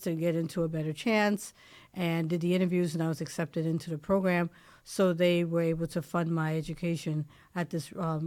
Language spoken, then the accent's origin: English; New York City, New York, United States; moved away as an adult; now in Washington, D.C., United States; when I was growing up in the Bronx